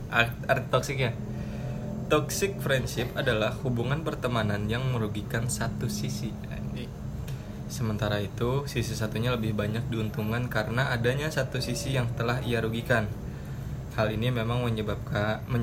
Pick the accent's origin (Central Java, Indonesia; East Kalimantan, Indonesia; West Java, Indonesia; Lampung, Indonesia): West Java, Indonesia; Bogor; gue orang Bogor agama gue agama sebelum Wali Songo